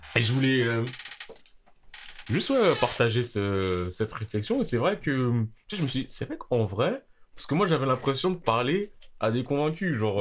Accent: France; on est français. Ah, Voilà, on est français en France

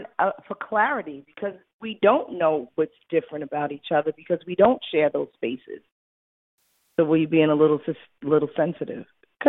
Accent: New York, United States; I'm still a New Yorker.

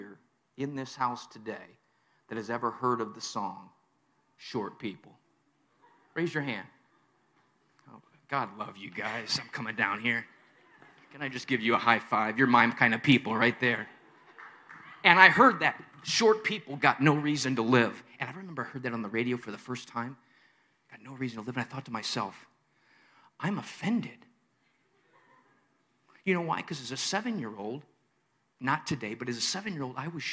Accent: Chicago, Illinois, United States; also born or lived in Maryland; WLIT in Chicago, my hometown

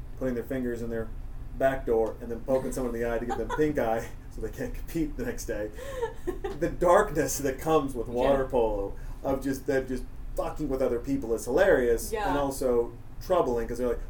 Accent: Montana, United States; I'm from Montana.

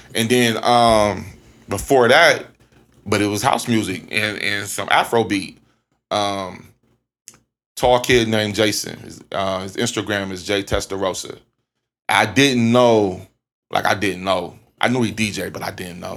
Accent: Columbus, Ohio, United States; I'm from, I'm from Ohio

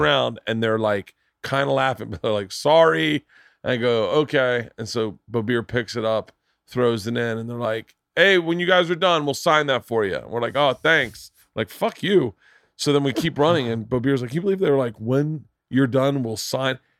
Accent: Florida, United States; moved away; I grew up in Florida

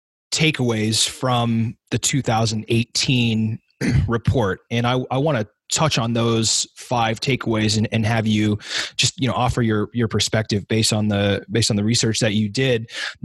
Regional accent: Southern Oregon, United States; moved away as an adult; now in Seattle, United States; in Seattle since 2006, I guess. Yeah, 2006. I was born here, raised in Southern Oregon, and then moved back here to go to college and have stayed ever since.

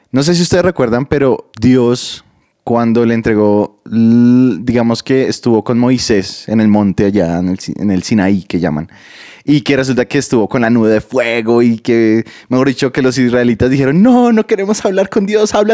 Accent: Bogotá, Colombia; soy, soy cachaco a la carachas. Vengo de Bogotá.

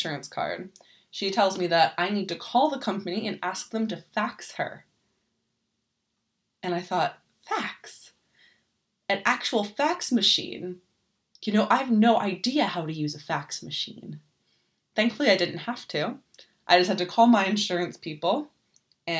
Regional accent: United States; now in Germany; I'm an American

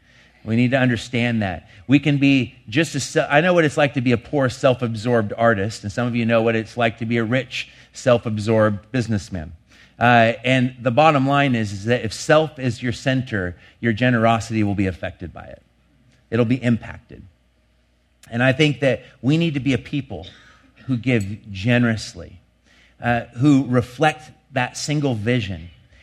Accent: Longview, Washington, United States; Last year in the town I grew up in Longview, three people died from exposure to cold weather.

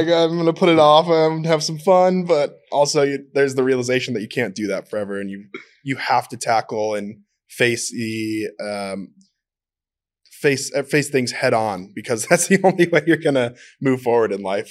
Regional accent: Minnesota, United States; I'm from Minnesota

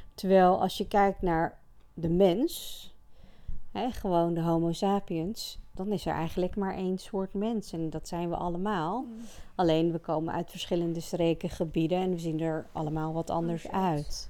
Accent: Friesland, Netherlands; Ik ben geboren en getogen in Friesland, daar kom ik vandaan

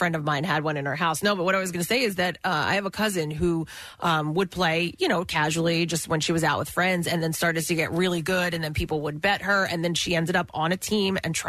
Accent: Levittown, Pennsylvania, United States; I grew up in Levittown

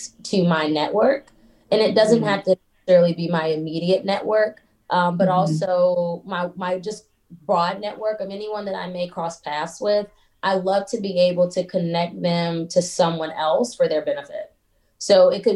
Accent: Atlanta, Georgia, United States; also born or lived in Baltimore, Maryland; I was born in Baltimore, Maryland. Both of my parents were born in Baltimore, Maryland, and I moved to Atlanta when I was very young. And so I claim Atlanta.

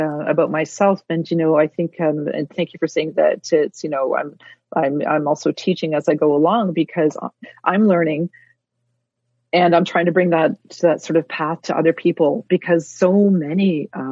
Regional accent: Toronto, Ontario, Canada; I was raised outside of community. I was raised in Toronto.

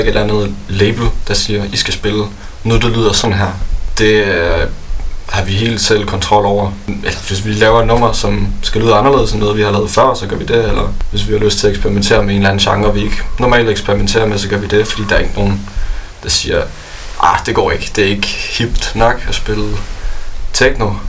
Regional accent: Odense, Southern Denmark, Denmark; hjemme i Odense, hvor vi kommer fra

